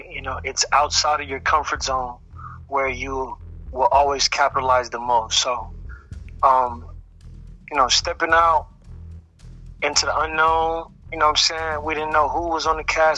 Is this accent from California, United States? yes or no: yes; Los Angeles, California, United States; also born or lived in Texas; I was born in Texas, but I've been in Los Angeles on and off my whole life